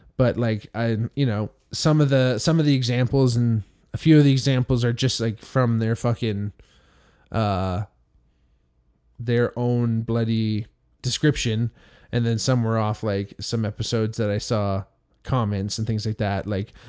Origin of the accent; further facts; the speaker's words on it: Hamilton, Ontario, Canada; I grew up also in Hamilton. There's a lot of Italians here in Hamilton that I grew up